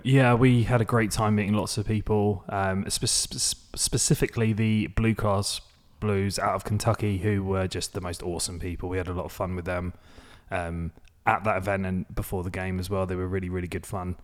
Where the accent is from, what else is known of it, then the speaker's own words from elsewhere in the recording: Maidstone, South East England, United Kingdom; my hometown of Maidstone